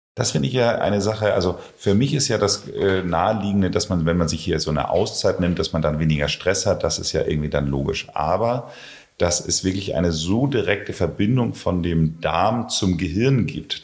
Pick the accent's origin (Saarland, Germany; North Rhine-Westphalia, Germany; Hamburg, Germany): Hamburg, Germany; Ich wollte damals als Hamburger